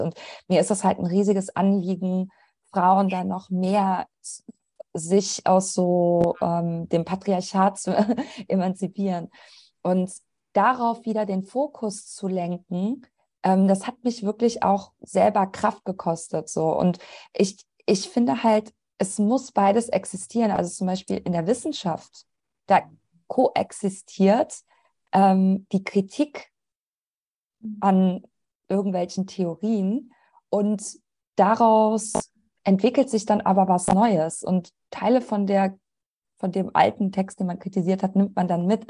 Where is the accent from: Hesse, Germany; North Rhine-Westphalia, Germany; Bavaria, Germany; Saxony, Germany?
North Rhine-Westphalia, Germany; Troisdorf; ich bin gebürtige Rheinländerin. Ich komme aus Troisdorf